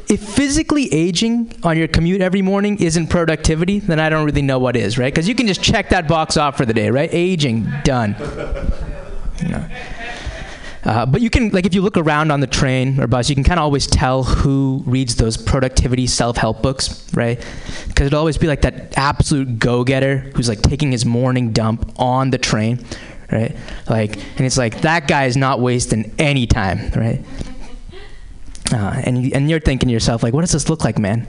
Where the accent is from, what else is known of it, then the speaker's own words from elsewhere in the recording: Boston, Massachusetts, United States; I am from the Boston area originally